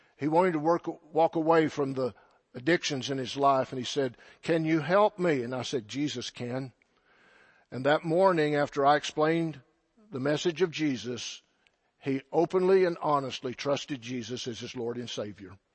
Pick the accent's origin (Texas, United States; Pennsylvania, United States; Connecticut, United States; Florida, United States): Texas, United States; Silverton; I'm from the Texas Panhandle. That should explain a lot. From a little farm and ranch community by the name of Silverton